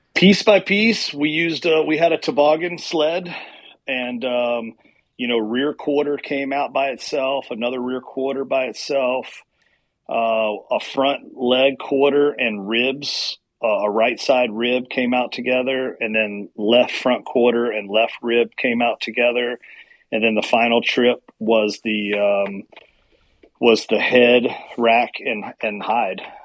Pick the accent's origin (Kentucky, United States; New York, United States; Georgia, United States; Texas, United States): Kentucky, United States; central; I grew up in Kentucky, in southeast, you know, well, central Kentucky